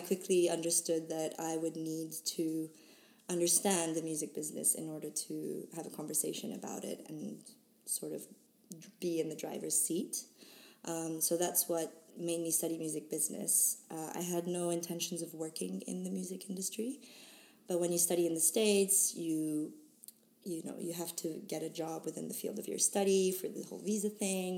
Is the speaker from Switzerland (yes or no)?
yes; Switzerland; moved away as an adult; also born or lived in Boston; now in London, United Kingdom; I was uh, born and raised in Switzerland